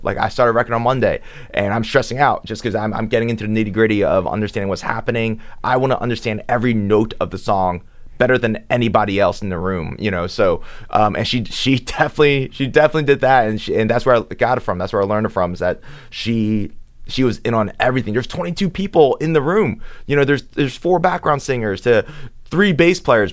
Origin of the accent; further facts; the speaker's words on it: Philadelphia, Pennsylvania, United States; also born or lived in Manhattan, New York; I grew up in Philly. I was born in Manhattan.